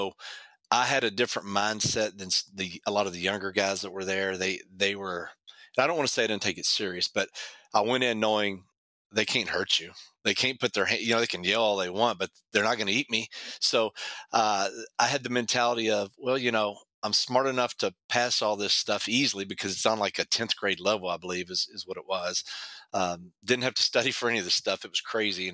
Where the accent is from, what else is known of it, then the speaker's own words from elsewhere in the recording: Louisville, Kentucky, United States; I grew up in Louisville